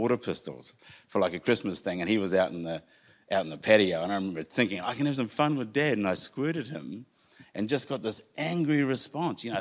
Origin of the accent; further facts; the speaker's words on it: Whanganui, Manawatū-Whanganui, New Zealand; I was born in Whanganui.